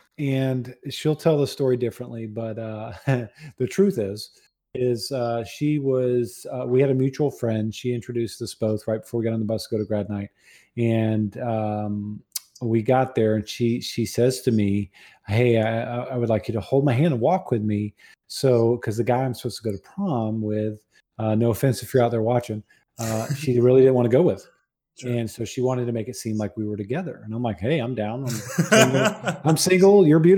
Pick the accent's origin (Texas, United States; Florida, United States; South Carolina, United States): Florida, United States; Jacksonville; Jacksonville, Florida.